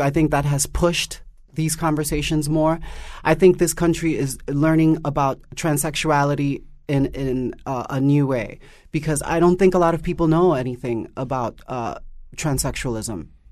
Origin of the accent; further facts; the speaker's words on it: New York City, New York, United States; my experience growing up in Harlem, was very, very harsh